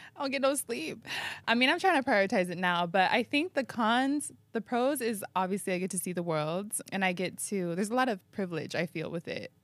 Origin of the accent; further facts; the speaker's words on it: San Diego, California, United States; now in New York, United States; my hometown